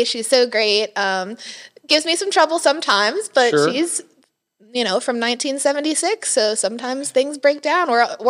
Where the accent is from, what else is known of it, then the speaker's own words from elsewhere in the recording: New York, United States; also born or lived in Philadelphia area, Pennsylvania; now in Johnson City, United States; I was born and raised in New York. My father worked in the World Trade Center.